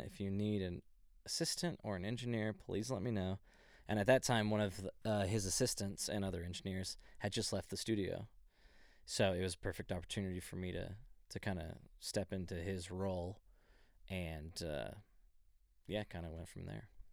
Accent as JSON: {"language": "English", "town": "Dallas", "region": "Texas", "country": "United States", "said": "I'm originally from Dallas, Texas, like a little bit outside of Dallas"}